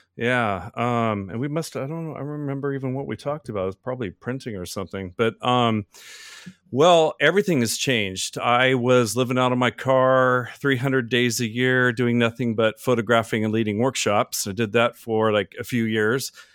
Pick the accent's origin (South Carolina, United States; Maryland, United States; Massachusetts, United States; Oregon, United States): Oregon, United States; moved away as an adult; now in Florida, United States; I'm from Oregon, the Pacific Northwest, mountains and everything